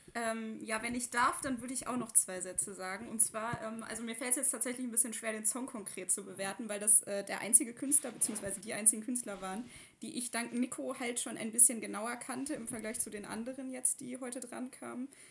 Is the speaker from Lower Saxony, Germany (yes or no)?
no; Leverkusen, North Rhine-Westphalia, Germany; now in Cologne, Germany; Ich, ich bin aus Leverkusen, aber ich wohne ja jetzt